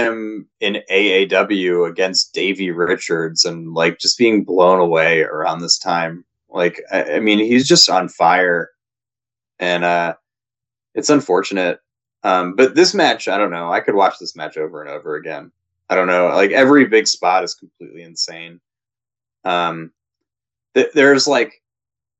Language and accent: English; Ohio, United States; I'm from Ohio